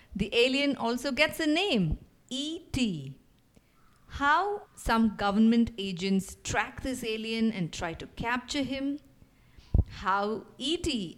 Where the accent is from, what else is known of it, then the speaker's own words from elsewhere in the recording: India; I'm from India.